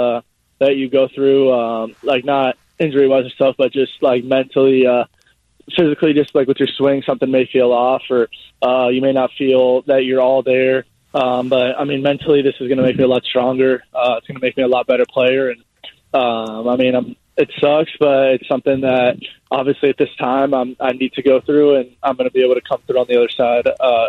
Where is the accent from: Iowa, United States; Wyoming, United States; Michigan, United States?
Michigan, United States; Yeah, my whole family is born and raised in Michigan.